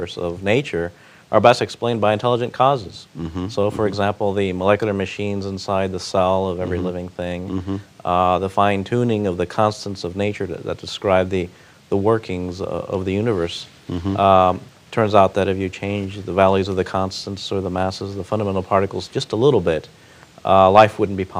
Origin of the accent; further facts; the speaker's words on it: Miami, Florida, United States; also born or lived in Cuba; We came as Cuban refugees in 1967, arrived in Miami, basically their clothes on our back, and started over. And so I grew up in Miami